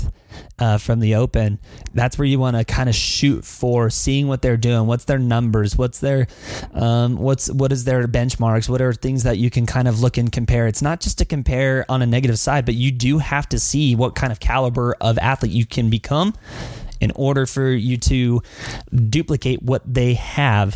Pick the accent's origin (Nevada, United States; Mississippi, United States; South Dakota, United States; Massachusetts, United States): Nevada, United States; Las Vegas; also born or lived in Philippines; I'm from Vegas